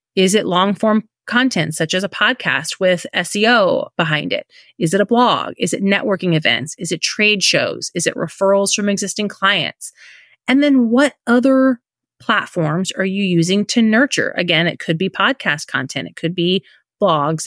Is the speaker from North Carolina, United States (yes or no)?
no; Indiana, United States; moved away as an adult; now in Florida, United States; We live in Florida. Um, we're originally from Indiana